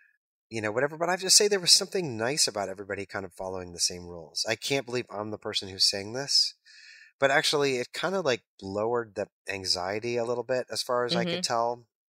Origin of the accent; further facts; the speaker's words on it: New York, United States; But then I'm like, I'm from New York. I'm just going to take a left turn at the intersection because that's what I do.